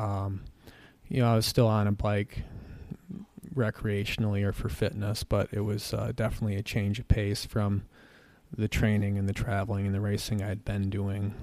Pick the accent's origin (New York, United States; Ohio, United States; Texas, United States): New York, United States; Gregg; also born or lived in Medina, New York / Lambertville, New Jersey; the place that'll always be home to me, which is the Southwest Adirondacks. I grew up in the town of Gregg